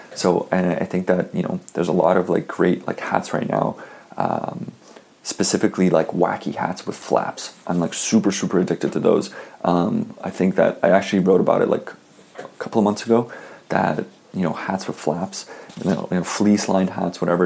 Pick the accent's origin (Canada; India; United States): Canada; I'm Canadian